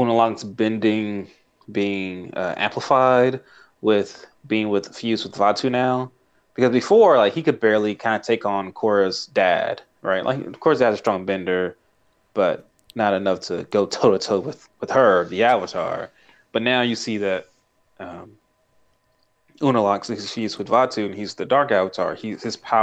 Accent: Tulsa, Oklahoma, United States; I'm from Tulsa

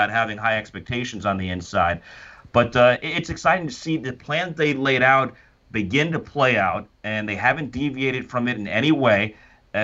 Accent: Miami, Florida, United States; Growing up in Miami

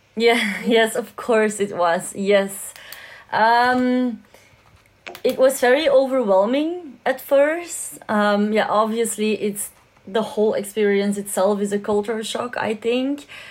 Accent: Belgium; I'm from Belgium

